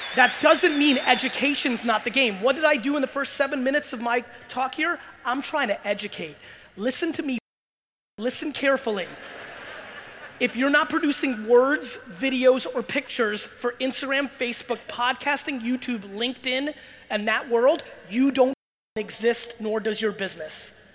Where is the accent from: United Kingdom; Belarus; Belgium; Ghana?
Belarus; I was born in Belarus and former Soviet Union.